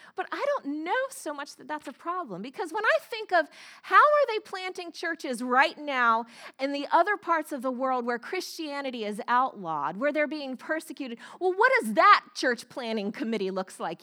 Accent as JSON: {"language": "English", "region": "the South", "country": "United States", "tie": "born or raised there", "moved": "as an adult", "said": "I grew up in the South, in the Bible, Bible Belt"}